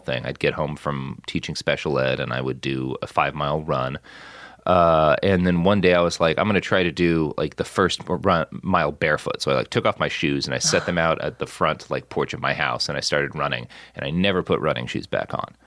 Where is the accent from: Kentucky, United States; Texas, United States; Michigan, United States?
Texas, United States; Plano; moved away; also born or lived in Oklahoma / Los Angeles; I grew up so much in Plano